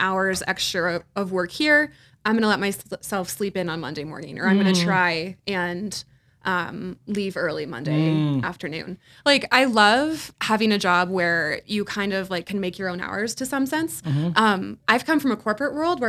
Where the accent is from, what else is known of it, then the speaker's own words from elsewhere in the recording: Midwest, United States; now in Denver, United States; I grew up in the Midwest. Like farmer's daughter